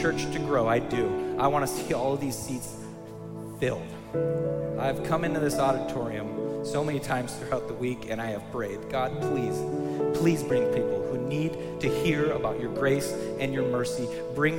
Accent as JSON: {"language": "English", "country": "United States", "said": "I'm a proud American, I am. I love America."}